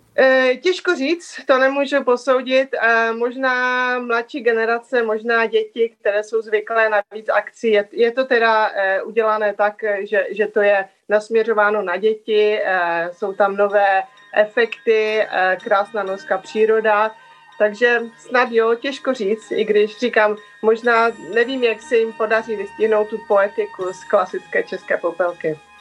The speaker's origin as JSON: {"language": "Czech", "country": "Czechia", "tie": "born or raised there", "moved": "as an adult", "lives_now": "Norway", "said": "vyrostla jsem eh, v Čechách, já jsem se vlastně odstěhovala do Norska, kolem, když mi bylo kolem 20 let"}